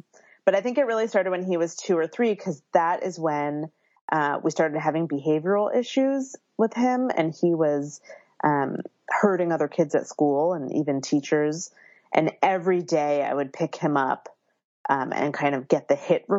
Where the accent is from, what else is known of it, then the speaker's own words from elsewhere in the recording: Philadelphia, Pennsylvania, United States; now in Berkeley, United States; I live in Berkeley, California, but I was born and raised in Philadelphia, so I have that East Coastness that I bring with me here.